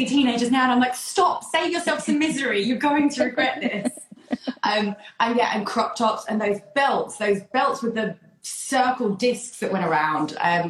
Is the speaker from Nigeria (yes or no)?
no; Essex, East of England, United Kingdom; growing up in Essex